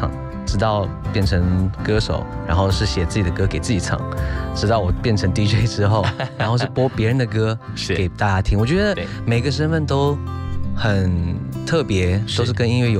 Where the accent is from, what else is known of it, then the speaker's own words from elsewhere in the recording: Sydney, New South Wales, Australia; moved away as an adult; now in Taipei, Taiwan; 我是在澳洲雪梨长大，